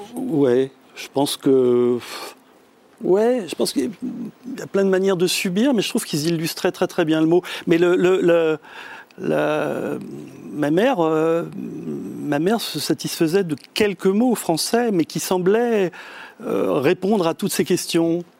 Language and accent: French; France; first language French; moi je suis né en France, donc euh, je suis le seul de, ma fratrie à être né en France, ce qui fait que la, langue française m'a été donnée à la mmh. naissance.